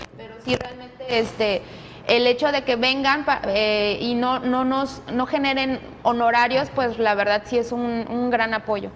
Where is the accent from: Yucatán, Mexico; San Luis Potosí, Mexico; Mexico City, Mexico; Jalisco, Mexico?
Mexico City, Mexico; moved away as an adult; now in Manzanillo, Mexico; no soy de aquí, yo soy de la Ciudad de México y bueno, eh, ya tengo viviendo aquí en Manzanillo más de 10 años